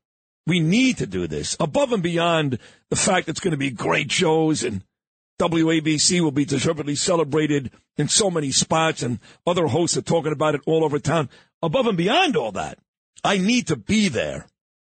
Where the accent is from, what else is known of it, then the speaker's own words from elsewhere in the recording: New York City, New York, United States; as a Jewish boy growing up in Brooklyn, going to yeshiva